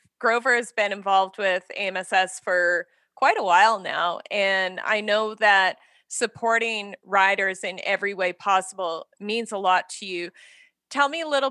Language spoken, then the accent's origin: English; Saskatchewan, Canada; moved away; I grew up in Saskatchewan